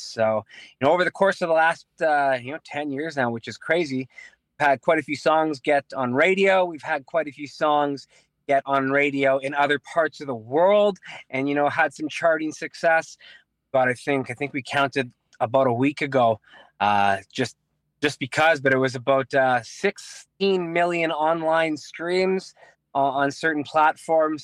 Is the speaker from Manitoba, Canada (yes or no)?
yes; Winnipeg, Manitoba, Canada; we're from Transcona. We, uh, we went to Transcona Collegiate